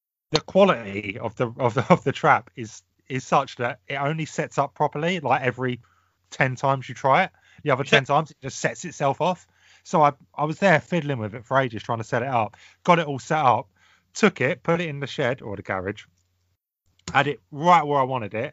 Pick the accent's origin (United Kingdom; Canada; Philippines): United Kingdom; England; we're English